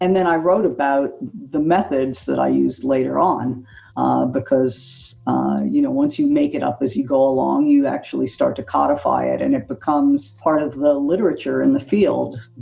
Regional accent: Philadelphia, Pennsylvania, United States; I grew up in Philadelphia

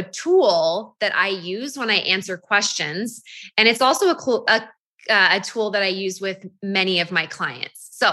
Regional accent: Half Moon Bay, California, United States; also born or lived in Utah; now in Draper, United States; I'm actually born and raised in Northern California, a little town called Half Moon Bay. That's where I grew up.

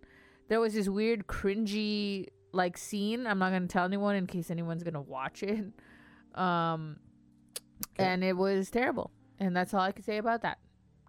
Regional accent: Las Vegas, Nevada, United States; We're from Vegas.

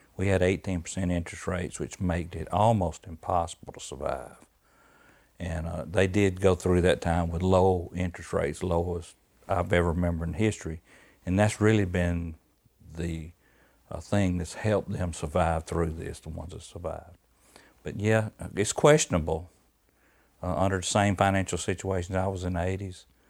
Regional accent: Georgia, United States; born or raised there

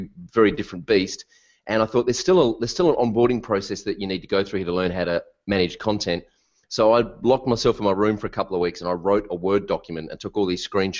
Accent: Melbourne, Victoria, Australia; I'm from Melbourne, Australia

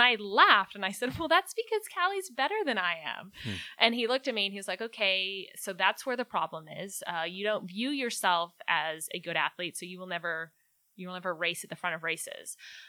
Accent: Scotland, United Kingdom; born there; Born in Scotland, so I graduated from Rice in 2009, and because I was born in Scotland, I had that opportunity to compete in the Commonwealth Games in 2010

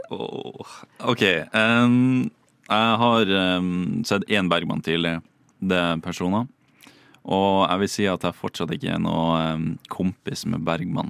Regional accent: Bodø, Nordland, Norway; moved away as an adult; also born or lived in Oslo; jeg kommer fra Bodø og skal flytte til storbyen Oslo

